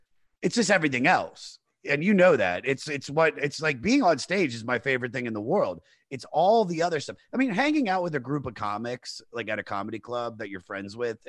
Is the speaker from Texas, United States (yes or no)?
no; Maryland, United States; also born or lived in Los Angeles; now in New York, United States; Washington DC area. So Maryland. And I moved out to LA in 2007